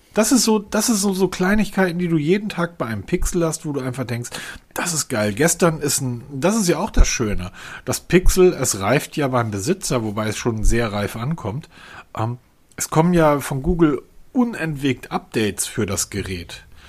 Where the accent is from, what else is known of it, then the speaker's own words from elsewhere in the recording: Husum, Schleswig-Holstein, Germany; now in Hesse, Germany; meine alte Heimat, an das Fischhaus Loof oben in Husum an der Nordseeküste